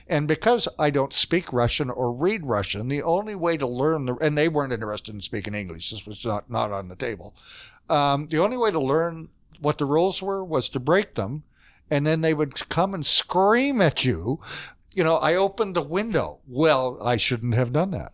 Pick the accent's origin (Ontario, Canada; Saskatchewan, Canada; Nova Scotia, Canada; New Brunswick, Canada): New Brunswick, Canada; Fredericton; accent: Eastern Canada; I come from New Brunswick, which is a province torn apart by language